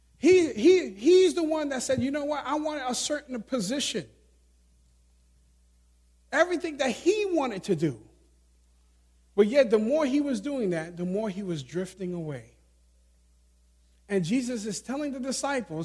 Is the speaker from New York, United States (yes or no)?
yes; New York City, New York, United States; Growing up in New York City, city mentality